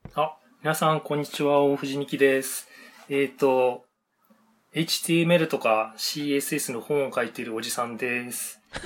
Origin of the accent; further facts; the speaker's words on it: Otaru, Hokkaido, Japan; moved away as an adult; also born or lived in Sapporo; now in Nagoya, Japan; 小樽生まれで、えっ、と、ええ、就職してからはずっと札幌ですね。今年の春まで。